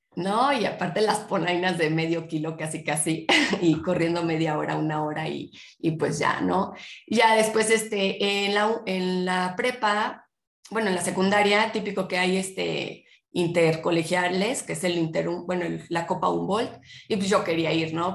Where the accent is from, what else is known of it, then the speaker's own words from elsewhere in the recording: Puebla, Mexico; yo nací en Puebla, soy poblana